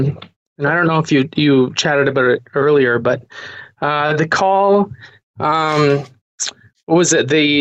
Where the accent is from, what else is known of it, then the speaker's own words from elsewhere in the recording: Windsor, Ontario, Canada; I'm from Canada, so Windsor, Ontario.